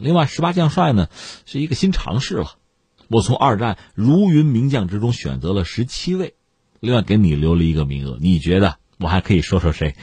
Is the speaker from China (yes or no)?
yes; China; 这个不但是我们中国人不爱听